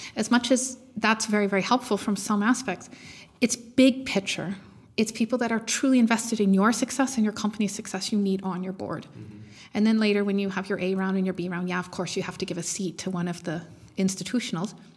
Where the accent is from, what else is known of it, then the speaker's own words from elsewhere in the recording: Canada; moved away as an adult; now in Germany; I am Canadian, moved to Germany um, a few years ago